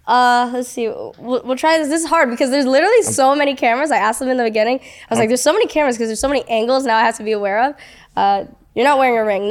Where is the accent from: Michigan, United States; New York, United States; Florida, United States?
New York, United States; moved away as an adult; now in Los Angeles, United States; I was born in New York, and I moved to LA when I was 18